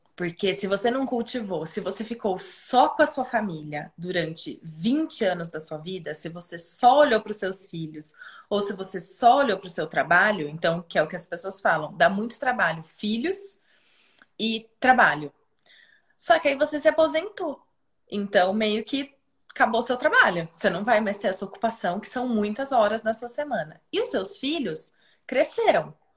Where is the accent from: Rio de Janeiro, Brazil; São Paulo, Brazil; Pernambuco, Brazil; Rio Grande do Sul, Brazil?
São Paulo, Brazil; Piracicaba; moved away as an adult; Quando eu voltei para Piracicaba, eu fui, eu, eu saí de Pira uma pessoa e eu voltei uma pessoa muito diferente